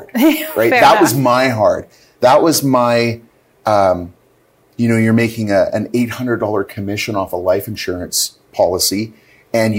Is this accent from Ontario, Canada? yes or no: no; Northern Alberta, Canada; now in Calgary, Canada; I grew up in Northern Alberta